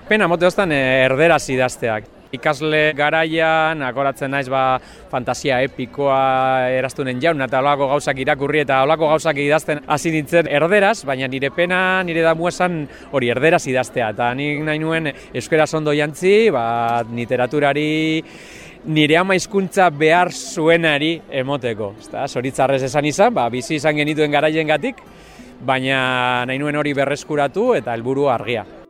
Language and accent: Basque; Mundaka, Basque Country, Spain; also born or lived in Bilbao; mundakarra nahi. Historia luzia da, nungo nese eh, Bilbon jaioa, baina bueno, ni mundakartzateko te neure burue